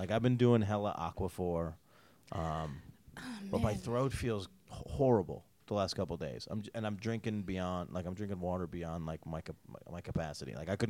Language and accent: English; Syracuse, New York, United States; also born or lived in Albany, New York; now in Las Vegas, United States; Where I grew up, Syracuse, we get Detroit snow.